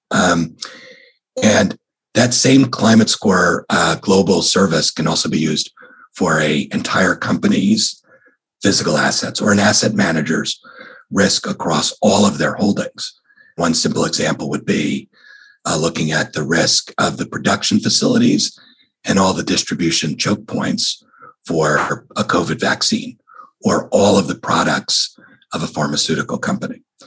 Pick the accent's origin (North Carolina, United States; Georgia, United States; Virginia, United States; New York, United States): New York, United States; now in California, United States; I grew up in New York